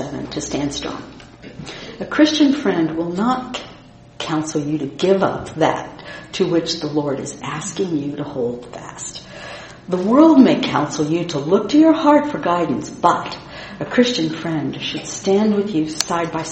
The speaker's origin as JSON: {"language": "English", "region": "Indiana", "country": "United States", "said": "the tough, independent, and self-sufficient Midwesterner that I am from Indiana"}